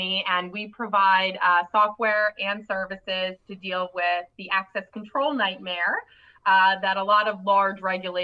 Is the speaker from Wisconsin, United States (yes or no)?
no; New York, United States; I'm a New Yorker.